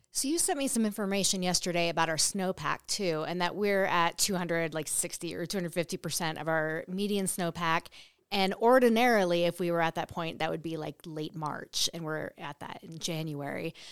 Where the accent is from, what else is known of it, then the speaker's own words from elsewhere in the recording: North Coast, California, United States; now in Nevada, United States; I grew up on the coast in California, the North Coast